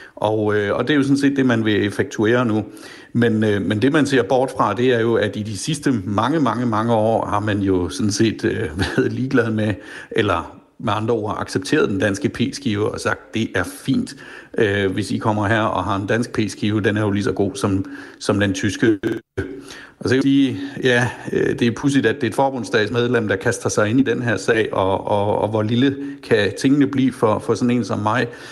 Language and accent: Danish; Flensburg, Schleswig-Holstein, Germany; born or raised there